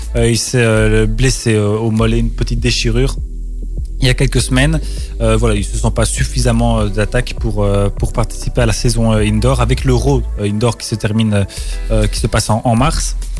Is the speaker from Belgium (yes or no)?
yes; Belgium; chez nous carrément même à Ostende. Chez nous, c'est pas près de chez nous, Ostende